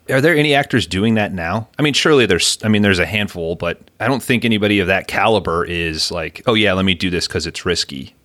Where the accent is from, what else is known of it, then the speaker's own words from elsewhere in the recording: United States; As a lifelong American